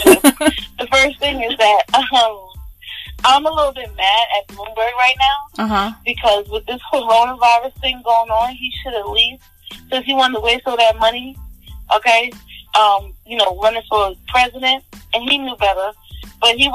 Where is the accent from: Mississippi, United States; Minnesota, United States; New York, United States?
New York, United States; we're from New York